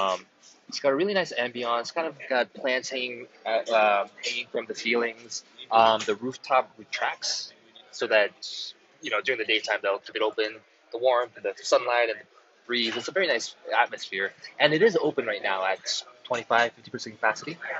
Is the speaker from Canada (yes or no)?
no; South Korea; now in San Francisco, United States; I was born in Korea. I'm Korean